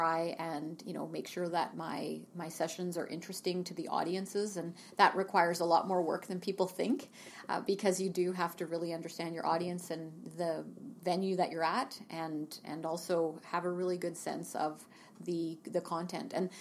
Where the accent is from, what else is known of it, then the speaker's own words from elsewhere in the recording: Terrace, British Columbia, Canada; also born or lived in Vancouver; now in Kelowna, Canada; I grew up in Terrace, northern BC